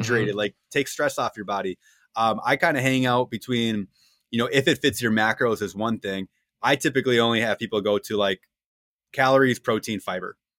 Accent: Wisconsin, United States; two Wisconsin people in the room

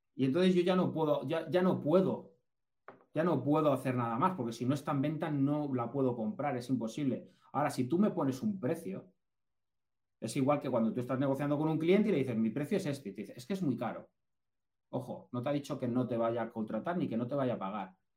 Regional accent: Castilla-La Mancha, Spain; also born or lived in Basque Country; somos manchegos. Yo soy, yo soy vasco, pero nacido en La Mancha

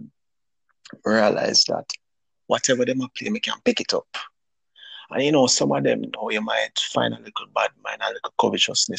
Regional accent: Kingston, Jamaica; Well, I grew up in Kingston. I'm from Kingston, Jamaica. That's where I was born and raised

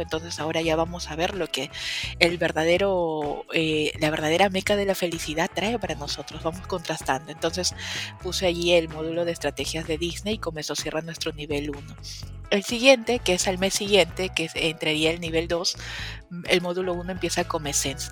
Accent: Peru; yo soy peruana

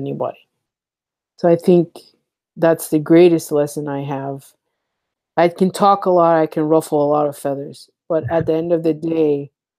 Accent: United States; I grew up in the United States, but I didn't, my house was an African house

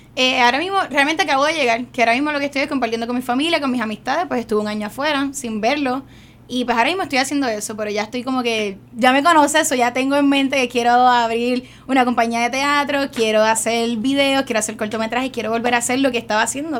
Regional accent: San Juan, Puerto Rico; moved away as an adult; now in United States; es una joven de residencia Luis Lloren Torres, esa soy yo. Eh, me nací, me crié ahí toda mi vida, hasta hace dos años que me fui a los Estados Unidos

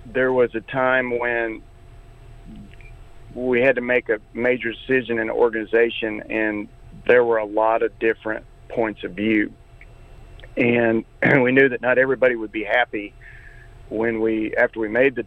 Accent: Norman, Oklahoma, United States; I grew up in Norman

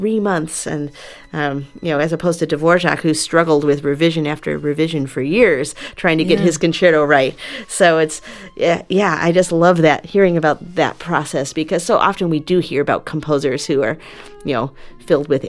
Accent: Chicago, Illinois, United States; Chicago blues is like my hometown music

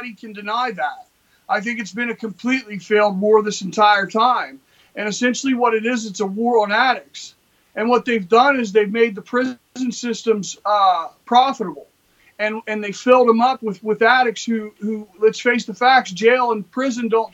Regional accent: West Virginia, United States; We're from West Virginia, you know, where, you know, it's a poor state

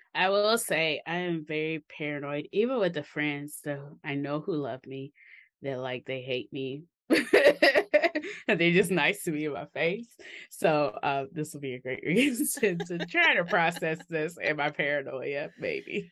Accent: Mississippi, United States; growing up in Mississippi

